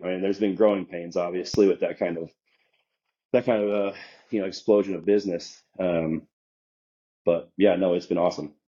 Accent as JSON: {"language": "English", "town": "Omaha", "region": "Nebraska", "country": "United States", "tie": "born or raised there", "also_born_or_lived": "Des Moines, Iowa / Kansas City", "moved": "as an adult", "said": "I grew up in Omaha, Nebraska, right? So I spent you know 22 ish years there."}